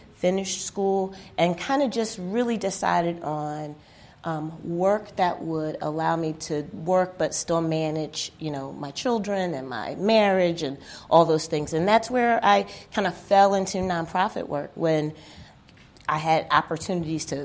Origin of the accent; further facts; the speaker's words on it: Philadelphia, Pennsylvania, United States; moved away as an adult; also born or lived in Germany; I grew up in Philadelphia, and I went to all school there, college in Philadelphia